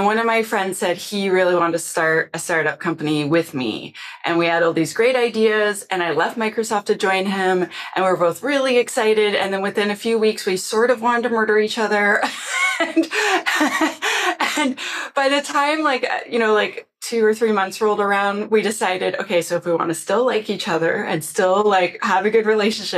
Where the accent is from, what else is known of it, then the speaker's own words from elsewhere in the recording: Canada; I'm Canadian